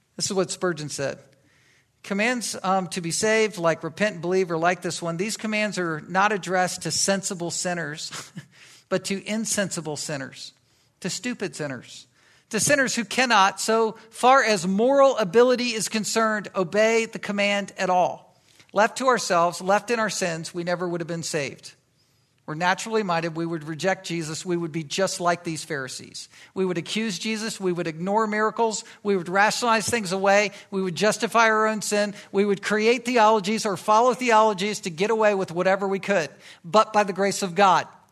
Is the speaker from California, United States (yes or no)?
no; Virginia Beach, Virginia, United States; I grew up in Virginia, and, um, in Virginia Beach